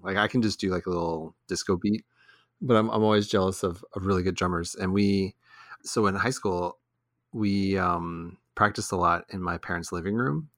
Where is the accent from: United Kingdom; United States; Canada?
United States; Texas; also born or lived in Houston / Dallas; I'm I'm from Texas, but I'd never really been to Austin. So I was a Houston and Dallas guy, you know, like well, not guy, I was a kid